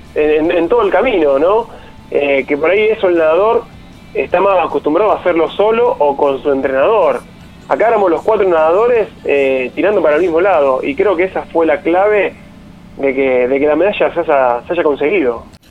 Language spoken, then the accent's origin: Spanish; Casilda, Santa Fe, Argentina; also born or lived in Rosario; soy de Casilla, eh, que bueno, que, que, entrené casi toda mi, carrera de adulto, la entrené acá en Rosario